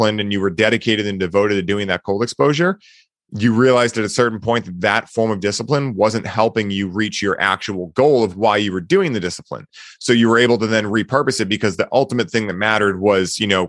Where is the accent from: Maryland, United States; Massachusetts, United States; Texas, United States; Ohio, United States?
Massachusetts, United States; Boston; I grew up in Boston. I've lived here my whole life.